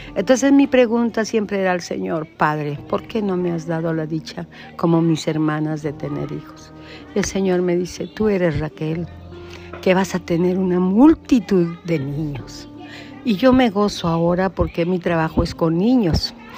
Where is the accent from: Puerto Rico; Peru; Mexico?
Peru; Huancayo, Junín; Soy del Perú, Huancaína, del centro del Perú, de la ciudad de Huancayo, provincia de Junín